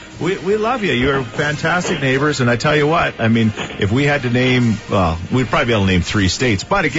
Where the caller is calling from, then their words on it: Edmonton, Alberta, Canada; So we're calling you from Edmonton, Alberta.